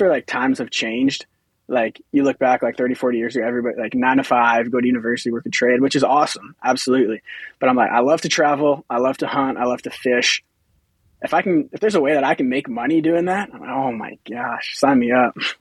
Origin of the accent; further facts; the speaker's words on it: Humboldt, Saskatchewan, Canada; I'm from Humboldt uh, in Saskatchewan here, so local